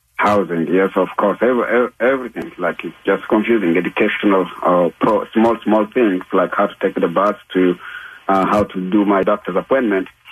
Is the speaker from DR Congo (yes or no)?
yes; DR Congo; English is a second language; also born or lived in Malawi / Zimbabwe; now in Utah, United States; I left uh, my country, my home country, Democratic Republic of Congo, in 1997